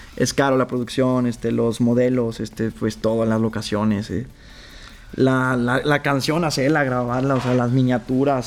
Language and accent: Spanish; Zacatecas, Mexico; now in León, Mexico; yo soy de Zacatecas.